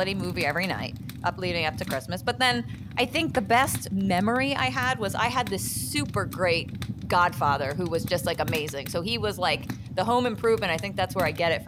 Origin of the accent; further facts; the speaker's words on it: New Jersey, United States; I'm from New Jersey